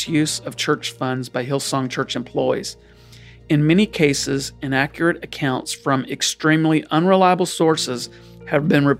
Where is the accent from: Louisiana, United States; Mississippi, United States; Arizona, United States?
Louisiana, United States; South; I grew up in South Louisiana